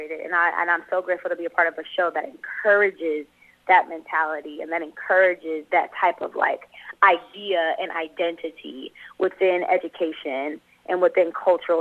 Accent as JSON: {"language": "English", "town": "Los Angeles", "region": "California", "country": "United States", "tie": "born or raised there", "also_born_or_lived": "Atlanta", "said": "I grew up in South Central L.A., born and raised here"}